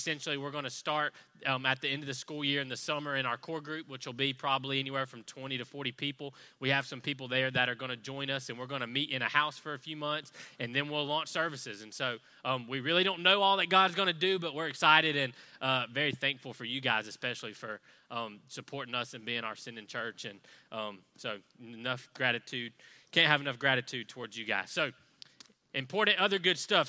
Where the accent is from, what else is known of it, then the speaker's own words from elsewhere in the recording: Athens, United States; moved away; we're actually both from the Athens area